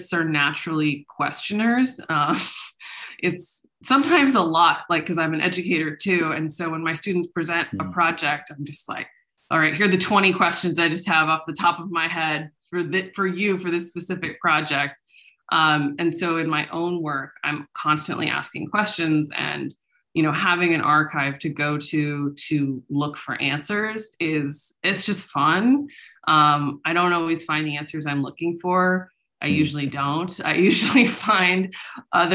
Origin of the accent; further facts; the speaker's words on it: Silicon Valley, California, United States; I'm from California. I'm from Silicon Valley